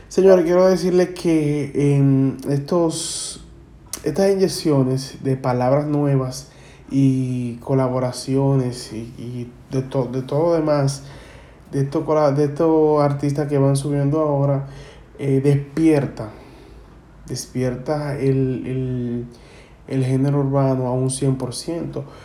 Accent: Dominican Republic; la jerga que eh, consumimos aquí en la República Dominicana

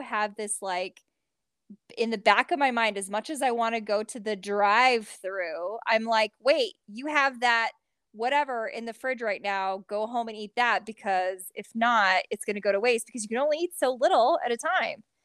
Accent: Midwest, United States; I'm from the Midwest

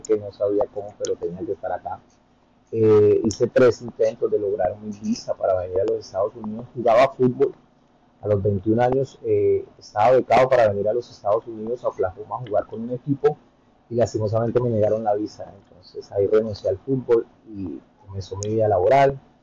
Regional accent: Bogotá, Colombia; moved away as an adult; also born or lived in Santa Marta / Miami; now in United States; yo soy colombiano, soy de Santa Marta, eh, la mayoría de mi vida me crié en Bogotá

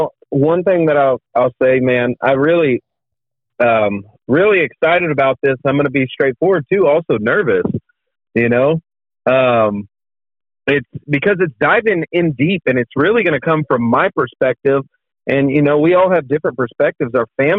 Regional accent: Sherman, Texas, United States; So I was born in a small town in Texas. Right? It's called Sherman, Texas.

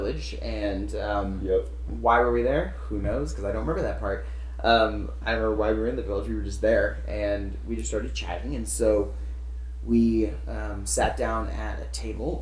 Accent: Arkansas, United States; moved away as an adult; also born or lived in Tennessee; now in California, United States; Originally from Arkansas, grew up there

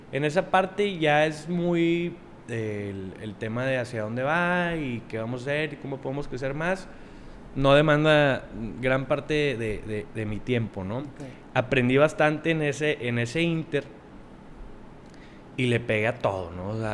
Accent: Monterrey, Nuevo León, Mexico; aquí de Monterrey.

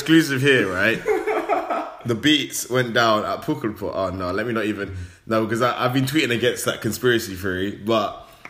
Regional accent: London, United Kingdom; we're from London.

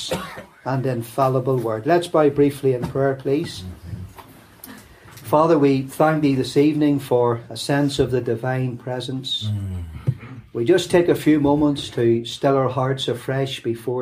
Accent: Lurgan, Northern Ireland, United Kingdom; accent: Lurgan; also born or lived in Nottingham, England; this refined Lurgan accent

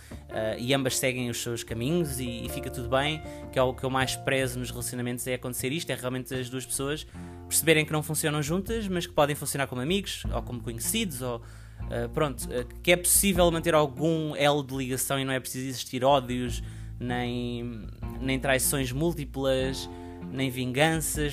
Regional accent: Portugal; o meu país, para onde eu nasci, onde eu cresci.

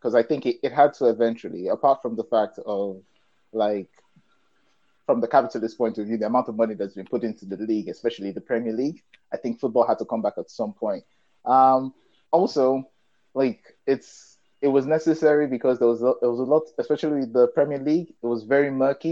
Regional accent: United Kingdom; I'm British by way of Nigerian parents

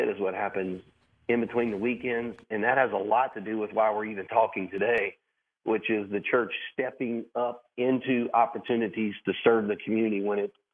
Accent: Louisiana, United States; moved away as an adult; also born or lived in Florida; now in Sarasota, United States; I'm originally from Louisiana

